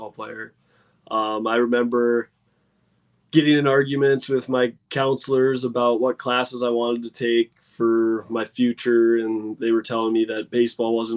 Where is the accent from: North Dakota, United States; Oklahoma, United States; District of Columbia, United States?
North Dakota, United States; West Fargo; moved away; I grew up in North Dakota, so it's not a very populous area. I mean, I grew up in West Fargo